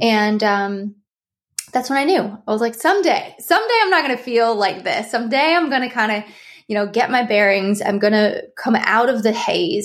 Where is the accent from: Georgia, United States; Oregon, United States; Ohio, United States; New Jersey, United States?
Ohio, United States; now in California, United States; I live in California, but I'm from Ohio